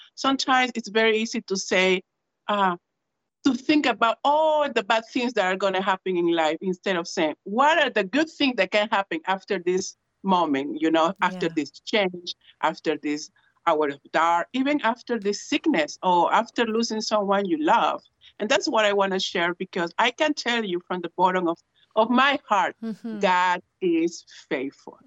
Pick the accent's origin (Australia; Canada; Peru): Peru; first language Spanish; English is a second language; moved away as an adult; also born or lived in England; now in East Chicago, United States; I am from Peru in South America, so Spanish is my first language.